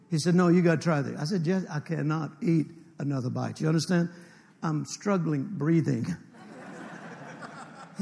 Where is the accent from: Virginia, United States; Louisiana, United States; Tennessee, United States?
Louisiana, United States; North; I grew up in North Louisiana.